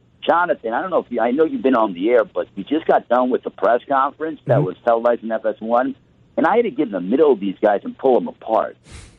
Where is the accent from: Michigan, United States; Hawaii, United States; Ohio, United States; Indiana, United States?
Indiana, United States; East Chicago; I'm from East Chicago. I'm tough.